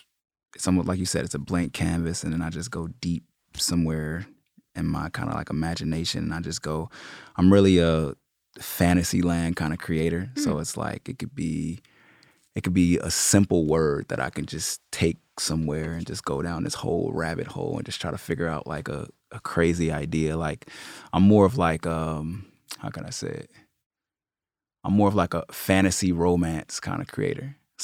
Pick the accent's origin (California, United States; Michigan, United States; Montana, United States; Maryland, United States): California, United States; Los Angeles; I'm from Los Angeles. I just like to say Los Angeles because I bounced around so much as a kid.